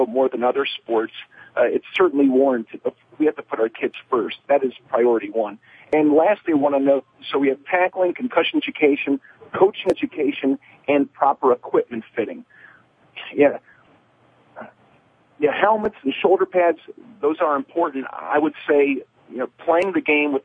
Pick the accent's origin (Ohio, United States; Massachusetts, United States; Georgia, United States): Ohio, United States; Northeast; I grew up in Northeast Ohio